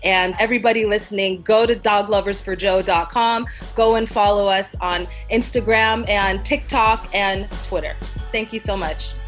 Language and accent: English; Canada; now in United States; as a Canadian